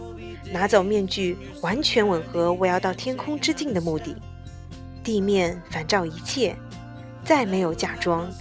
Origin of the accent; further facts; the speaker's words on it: Hong Kong; 我才用广东话问他：“你也会说广东话？”我是香港人。